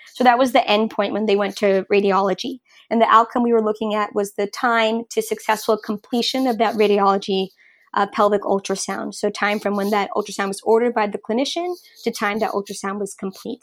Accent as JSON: {"language": "English", "region": "New York", "country": "United States", "also_born_or_lived": "Rhode Island / Oakland", "moved": "as an adult", "said": "I'm originally from New York"}